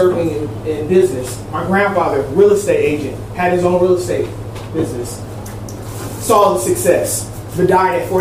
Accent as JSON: {"language": "English", "town": "Long Beach", "region": "California", "country": "United States", "tie": "born or raised there", "said": "I'm right here from Long Beach. I'm not far from your neighborhood. And I came from an area where I've seen young ladies get raped in the alley from my bedroom window"}